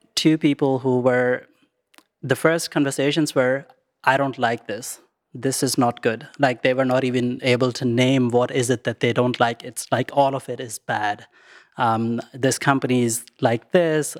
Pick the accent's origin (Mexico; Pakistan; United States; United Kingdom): Pakistan; moved away; I grew up in Pakistan